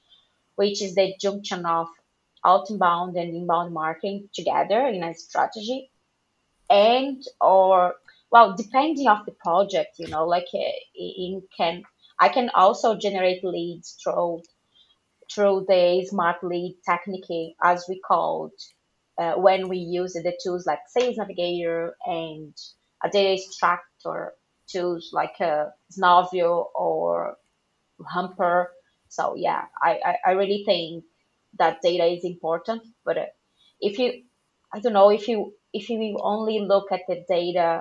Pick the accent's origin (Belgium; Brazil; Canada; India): Brazil; English is a second language; moved away as an adult; now in Ireland; always had the dream of living outside Brazil